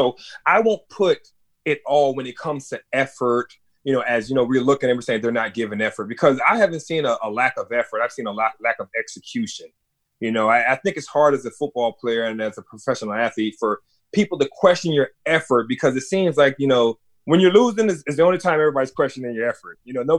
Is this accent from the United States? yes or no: yes; Brooklyn, New York, United States; born there; I was born in Brooklyn, and my parents came over from Barbados, you know, to New York.